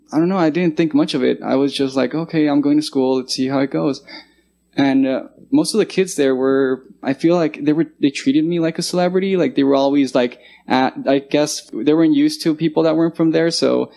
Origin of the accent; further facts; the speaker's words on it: Guadalajara, Jalisco, Mexico; also born or lived in California; now in United States; I was born in California, and I lived there till I was 6 years old. And I was 6 years old, I moved to Mexico to a city called Guadalajara, Jalisco. So when I got there, the only language I knew was English.